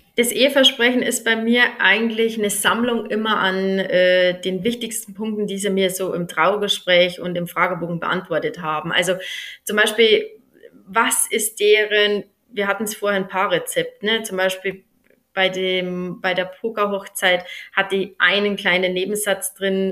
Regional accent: near Mühldorf am Inn, Bavaria, Germany; accent: Upper Bavarian; now in Eschenbach, Germany; ich habe einen oberbayerischen Dialekt. Hm, ich komme gebürtig aus der Nähe von Mühldorf am Inn

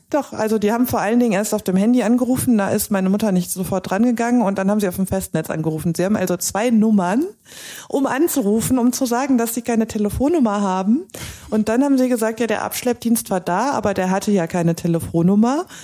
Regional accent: Cologne, North Rhine-Westphalia, Germany; Ich komme aus Köln, ich bin mit dem Auto nach Aachen gefahren.

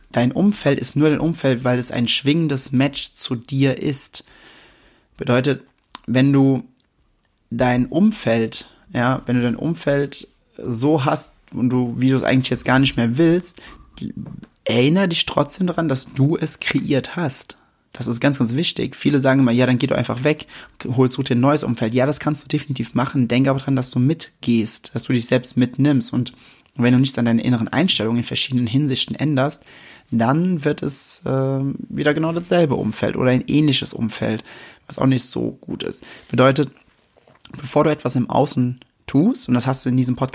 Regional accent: Westerwald, Germany; aber ich komme mitten aus dem Westerwald und hier sind die Dinge ein wenig anders.

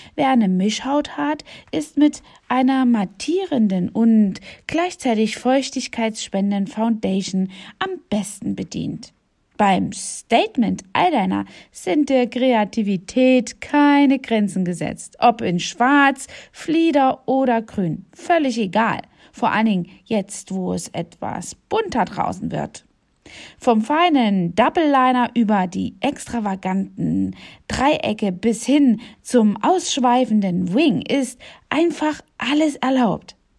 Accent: East Germany, Germany; Ich bin ja selbst in Ostdeutschland geboren

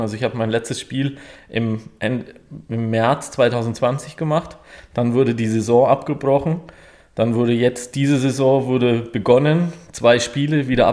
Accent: Auerbach in der Oberpfalz, Bavaria, Germany; moved away as an adult; also born or lived in Stuttgart / Böblingen; now in Deckenpfronn, Germany; ich komme ursprünglich aus der Nähe von Nürnberg, aus Auerbach in der Oberpfalz

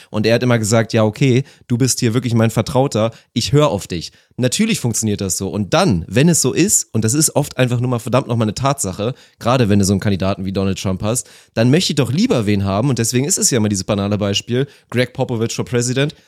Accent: Germany; bei uns in Deutschland

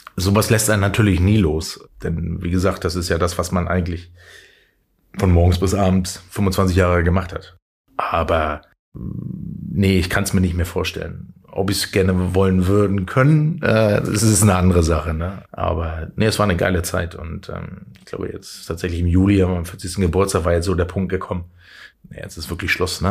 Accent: Schwerin, Mecklenburg-Vorpommern, Germany; also born or lived in Flensburg; now in Hamburg, Germany; bin ich im Osten groß geworden

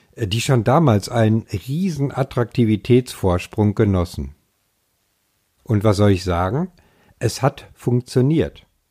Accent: Ruhr area, North Rhine-Westphalia, Germany; now in Schleswig-Holstein, Germany; Auch wenn ich zugegebenermaßen ein Kind des Ruhrgebiets bin

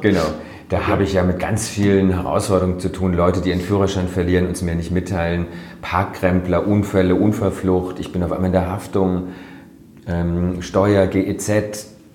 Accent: Freiburg, Baden-Württemberg, Germany; also born or lived in Netherlands; Ich bin hier in Freiburg groß geworden

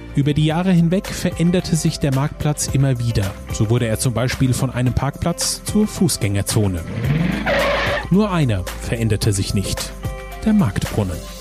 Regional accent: Nidda, Hesse, Germany; born or raised there

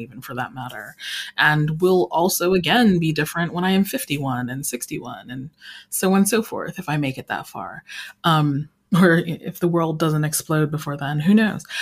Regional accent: Colorado Springs, Colorado, United States; I grew up in Colorado Springs, Colorado

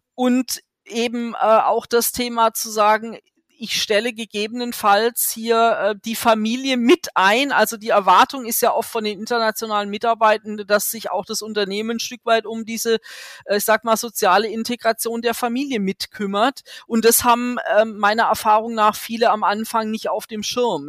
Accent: Germany; als Deutsche

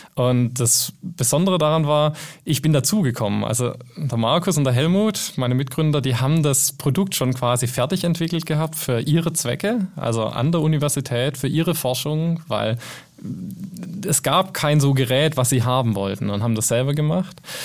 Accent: Germany; first language German; wir sind alle Deutsche hier

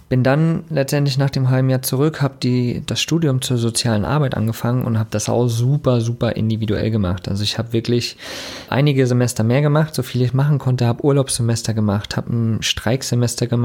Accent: Germany; also born or lived in East Germany; Da bin ich geboren im Osten Deutschlands. Und 89 sind wir dann rüber vom Osten in den Westen, wo ich dann auch sehr behütet aufgewachsen bin mit meinen Eltern. Die haben sich ein Haus gekauft zwischen Köln und Frankfurt.

